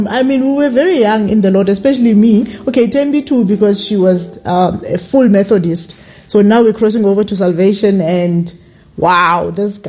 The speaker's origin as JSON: {"language": "English", "region": "Mpumalanga", "country": "South Africa", "also_born_or_lived": "Cape Town", "moved": "yes", "said": "I'm from Mpumalanga"}